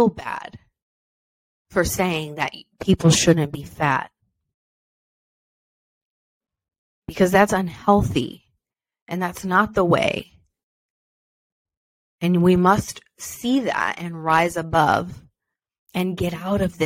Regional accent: Beloeil, Quebec, Canada; I'm French Canadian for any French Canadians listening out there, born and raised in Belleuil, Quebec, Canada.

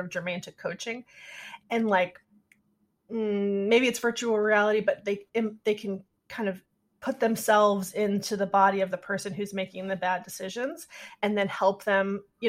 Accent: Sacramento, California, United States; moved away; also born or lived in Chicago / Bay Area, California; growing up in Sacramento

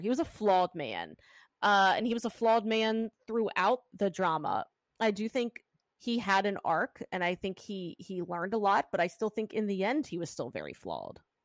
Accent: Pennsylvania, United States; accent: Pennsylvania; my Pennsylvania accent

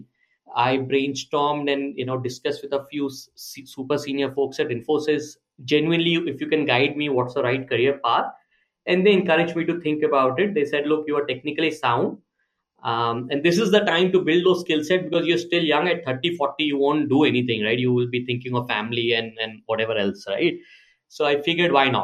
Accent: Agra, Uttar Pradesh, India; moved away as an adult; also born or lived in Bangalore; I come from Agra with a slang

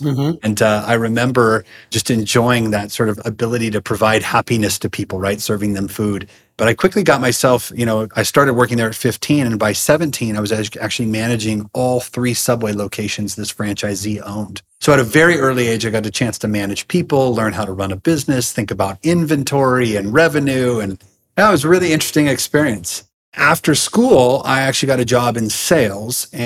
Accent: Seattle, Washington, United States; moved away as an adult; also born or lived in California; now in Idaho, United States; I was born in California, but lived most of my life in the Seattle area

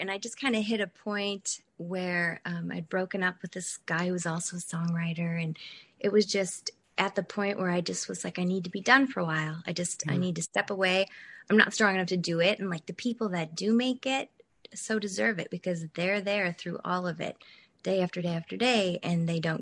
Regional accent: Duluth, Minnesota, United States; moved away as an adult; also born or lived in Nashville, Tennessee; I grew up in Duluth, Minnesota. I left there and headed south because I wanted warmer weather.

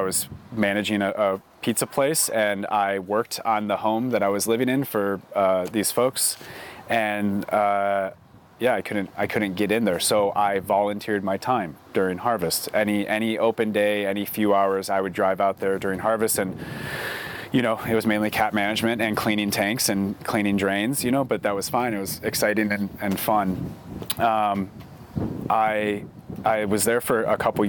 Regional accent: Traverse City, Michigan, United States; now in Oregon, United States; I'm originally from Michigan, born and raised Traverse City

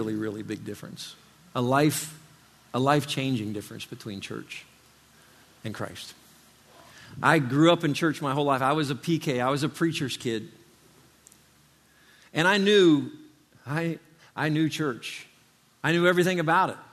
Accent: Indiana, United States; now in Florida, United States; I grew up in Indiana. I didn't live in Florida my whole life

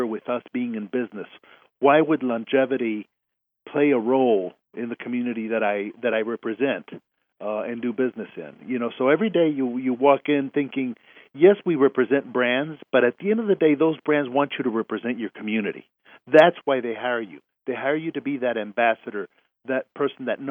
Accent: Mexico City, Mexico; now in Houston, United States; I was born in Houston, but, you know, my mom's side of the family was all from Baytown, and my dad's side of the family was all from Mexico City, but I was raised in Mexico City

